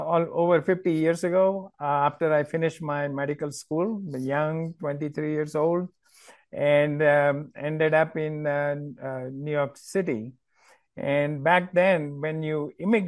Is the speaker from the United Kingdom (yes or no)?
no; Ahmedabad, Gujarat, India; now in United States; I am from a town called Ahmedabad. It's in Gujarat state.